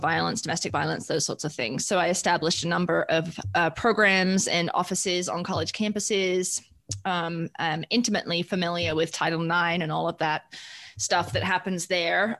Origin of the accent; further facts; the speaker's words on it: United Kingdom; moved away as an adult; now in Colorado, United States; I hail from the United Kingdom. I came here for my higher for my higher ed degree. Um, to the great state of Colorado, which is where I've been since 2003, currently living south of Denver.